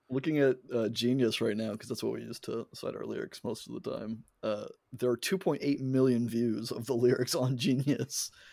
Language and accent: English; United States; me being an American